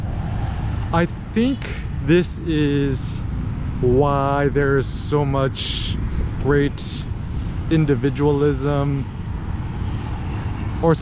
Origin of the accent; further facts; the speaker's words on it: United States; moved away as an adult; now in Phnom Penh, Cambodia; I was born in the States, born and raised